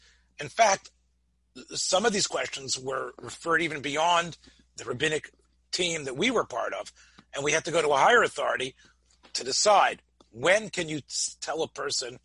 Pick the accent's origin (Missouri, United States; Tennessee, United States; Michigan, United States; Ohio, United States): Tennessee, United States; Memphis; the world that I grew up in Memphis, in the shul that I grew up